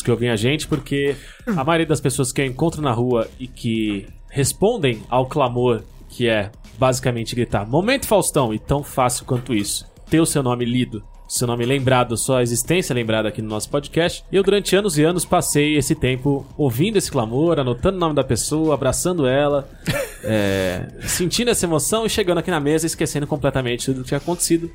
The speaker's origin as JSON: {"language": "Portuguese", "town": "Santos", "region": "São Paulo", "country": "Brazil", "tie": "born or raised there", "said": "eu tenho a, a honra de ser nascido e criado em Santos, São Paulo"}